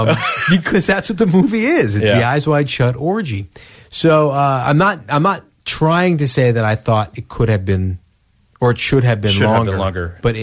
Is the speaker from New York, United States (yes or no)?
yes; New York, United States; I'm from the area, so I know, sure. How cheesy that area is.